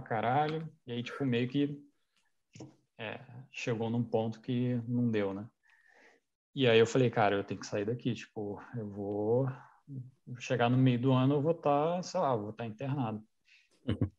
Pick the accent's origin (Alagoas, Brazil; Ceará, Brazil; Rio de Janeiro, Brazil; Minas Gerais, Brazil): Rio de Janeiro, Brazil; Petrópolis; moved away; also born or lived in Niterói; Eu cresci em Petrópolis